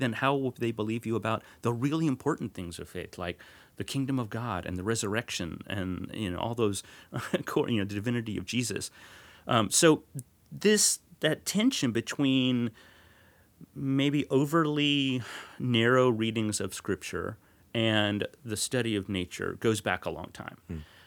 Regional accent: north of Dallas, North Texas, United States; I grew up in North Texas, north of Dallas

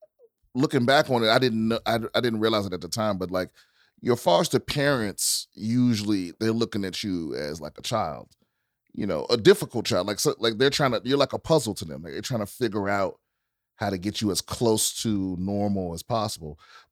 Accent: Maryland, United States; also born or lived in Washington, District of Columbia, United States; I grew up in PG County, Maryland. So right outside of DC.

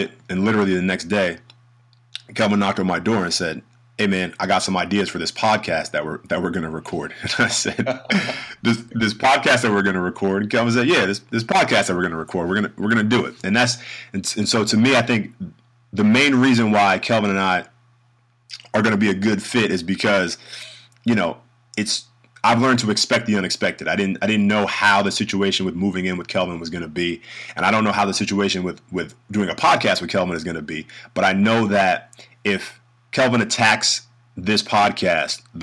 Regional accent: New York City, New York, United States; moved away as an adult; now in Germany; I'm from the North, New York City, born and raised

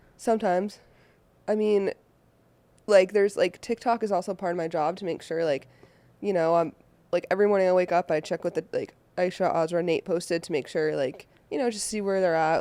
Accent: Boston, Massachusetts, United States; now in Los Angeles, United States; I am originally from Boston, Mass, and I live out here in Los Angeles now

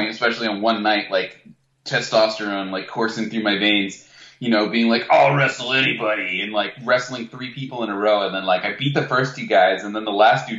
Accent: Durham, New Hampshire, United States; we grew up in Durham, New Hampshire, which is like, number one drinking college in the country or something sometimes.

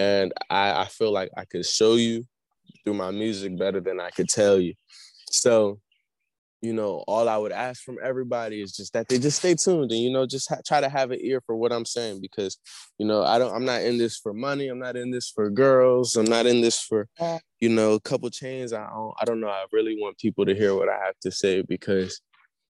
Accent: Nigeria; I'm from Nigeria.

